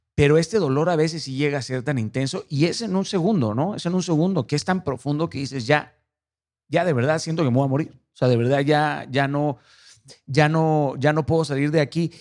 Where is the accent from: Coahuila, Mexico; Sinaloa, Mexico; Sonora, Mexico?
Sinaloa, Mexico; Mazatlán; yo soy de Mazatlán